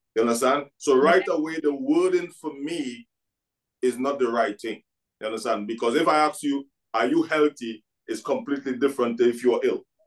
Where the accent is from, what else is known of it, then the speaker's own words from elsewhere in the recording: Trinidad & Tobago; now in Scotland; I came from Trinidad and Tobago.